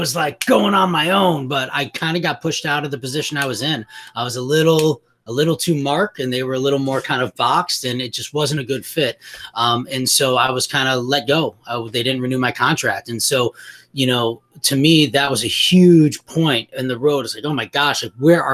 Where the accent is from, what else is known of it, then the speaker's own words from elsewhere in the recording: Glenview, Illinois, United States; also born or lived in Morton Grove, Illinois / Chicago, Illinois; I grew up in Morton Grove, Illinois, but I moved to Glenview, so I'm actually a Glenbrook South